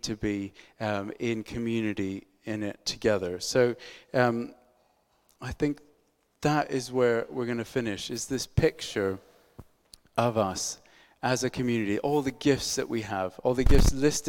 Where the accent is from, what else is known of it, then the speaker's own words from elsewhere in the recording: United States; I'm American